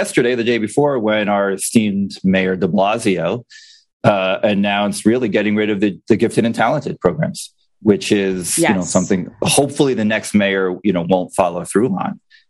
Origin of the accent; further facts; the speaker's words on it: New Jersey, United States; I grew up in New Jersey, went through public schools